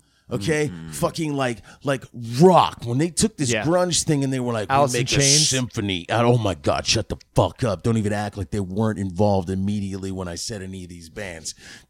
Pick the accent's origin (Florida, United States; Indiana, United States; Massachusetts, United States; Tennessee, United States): Florida, United States; I'm from South Florida.